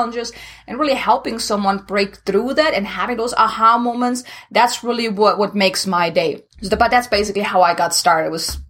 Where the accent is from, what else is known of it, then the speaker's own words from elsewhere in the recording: Germany; English is a second language; moved away as an adult; now in United States; originally I'm from Germany, so if anyone is wondering where this accent is coming from, now you know.